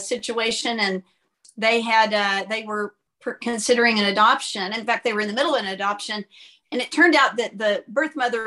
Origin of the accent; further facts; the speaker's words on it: Fort Worth, Texas, United States; Grew up in the Fort Worth area